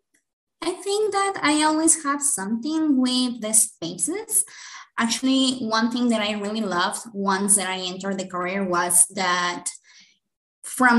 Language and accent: English; Guadalajara, Jalisco, Mexico; English is a second language; I'm from Guadalajara, Jalisco, in Mexico.